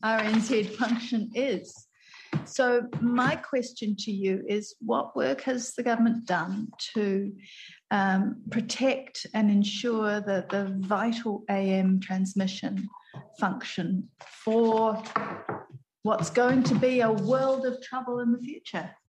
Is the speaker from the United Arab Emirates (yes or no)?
no; Whangarei, Northland, New Zealand; I'm from Te tai Tokarau Whangarei